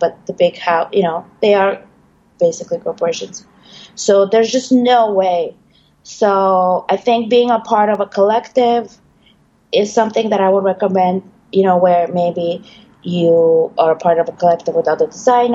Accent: Bulgaria; now in New York, United States; I am originally from Bulgaria. I already made it to New York, so to say.

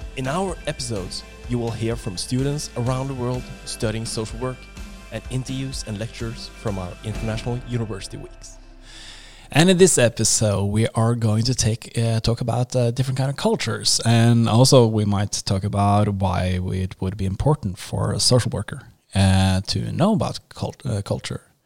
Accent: Norway; accent: Norwegian; English is a second language; I'm Norwegian. So I think I have this uh, kind of Norwegian accent.

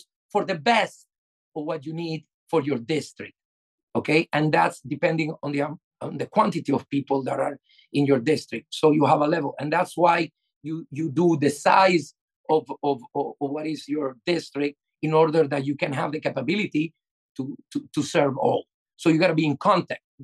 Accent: Venezuela; now in Florida, United States; I'm from Venezuela

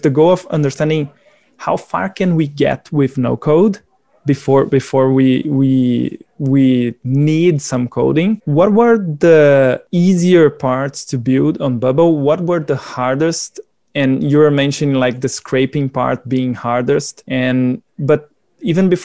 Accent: Brazil; I am from Brazil

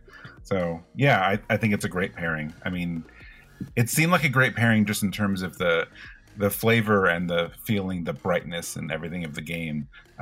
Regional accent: California, United States; moved away as an adult; also born or lived in Colorado; now in East Coast, United States; I grew up in California and until 2019 lived in California, and cider over there is just not a thing where it is in some other places. Like in you know, I discovered it more so in Colorado, but you know, now that I live on the East Coast

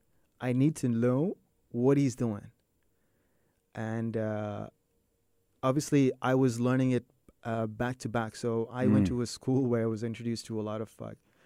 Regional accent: Sri Lanka; moved away; when I came from Sri Lanka, introduced to pop music, which was

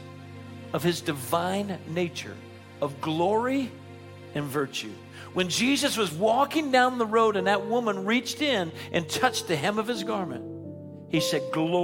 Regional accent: Naples, Florida, United States; moved away; In my hometown of Naples, Florida, I went back to preach

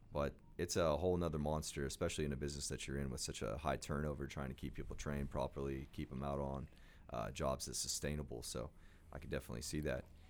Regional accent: Oklahoma, United States; We had a minor league baseball team growing up in Oklahoma called the 89ers

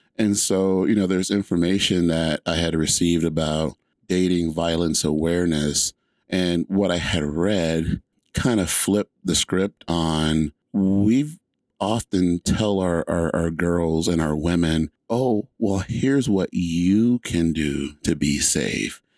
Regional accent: just outside of Atlanta, Georgia, United States; I grew up in Georgia, and where I grew up in Georgia was just outside of Atlanta

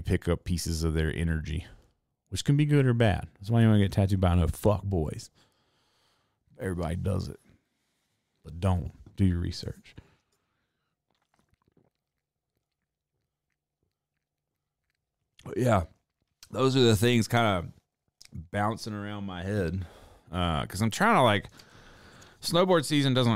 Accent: Reidsville, North Carolina, United States; moved away; my hometown, Reidsville, North Carolina

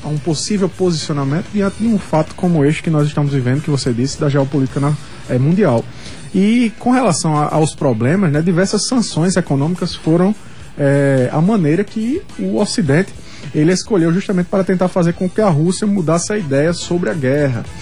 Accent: Brazil; also born or lived in Paraíba; enquanto brasileiros, brasileiras

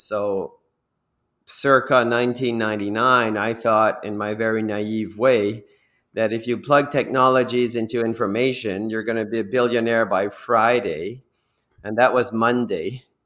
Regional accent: New Brunswick, Canada; moved away as an adult; also born or lived in Toronto

